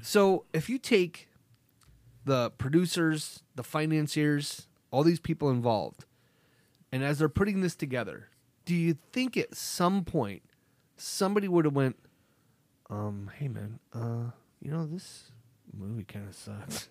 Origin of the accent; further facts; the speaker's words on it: Nebraska, United States; We grew up in Nebraska